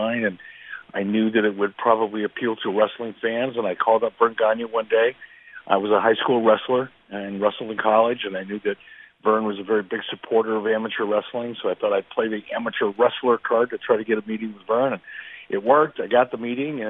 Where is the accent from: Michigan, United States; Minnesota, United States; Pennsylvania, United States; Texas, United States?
Minnesota, United States; Minneapolis; wrestling fans like me as a kid growing up in Minneapolis